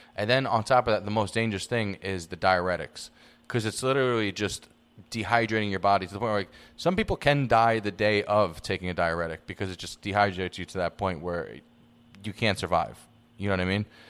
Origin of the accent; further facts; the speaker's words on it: New York City, New York, United States; now in Los Angeles, United States; I'm from the Bronx